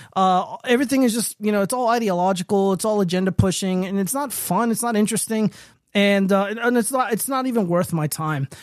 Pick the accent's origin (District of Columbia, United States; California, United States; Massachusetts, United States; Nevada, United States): Nevada, United States; my home state is